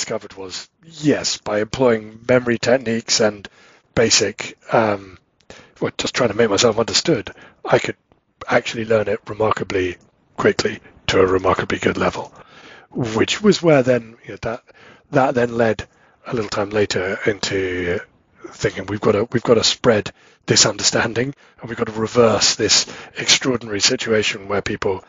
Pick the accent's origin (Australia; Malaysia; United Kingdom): United Kingdom; England; moved away; both me and my wife, we're both English